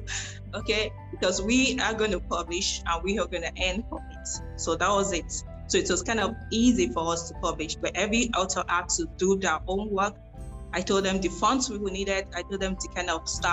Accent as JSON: {"language": "English", "country": "Nigeria", "said": "I started from Africa as a Nigerian."}